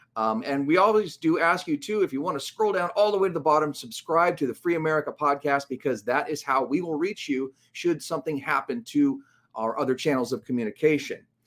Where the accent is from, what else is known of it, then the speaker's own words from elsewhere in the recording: Los Angeles, California, United States; now in my hometown of Los Angeles